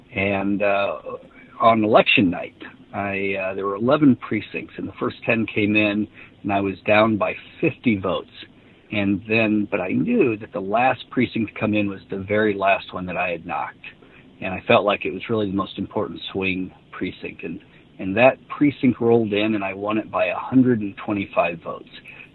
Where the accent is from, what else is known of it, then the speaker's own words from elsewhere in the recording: Midwest, United States; You know, I'm a guy from the Midwest, but we became friends.